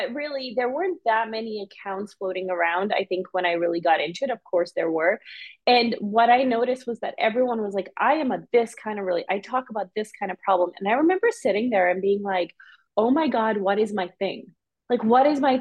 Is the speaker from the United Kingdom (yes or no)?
no; Canada; also born or lived in Serbia / Bosnia; after that war, we immigrated to Canada